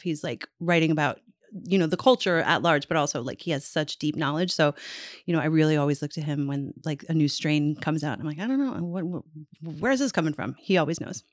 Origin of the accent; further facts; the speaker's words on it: Newfoundland and Labrador, Canada; when I was a little girl growing up in Newfoundland